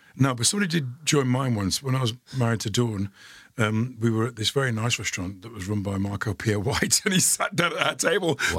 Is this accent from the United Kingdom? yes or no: yes; Dudley, West Midlands, United Kingdom; being a teenager and growing up in Dudley